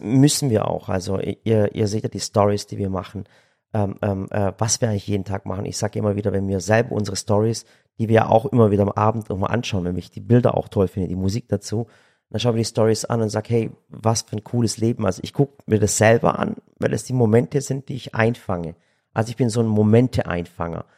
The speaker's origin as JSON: {"language": "German", "country": "Germany", "said": "wir als Deutsche"}